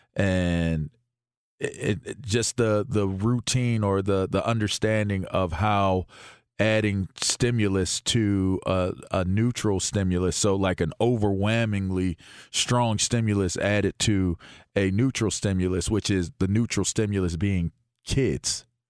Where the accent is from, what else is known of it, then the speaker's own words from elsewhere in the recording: Pittsburgh, Pennsylvania, United States; I'm an American from Pittsburgh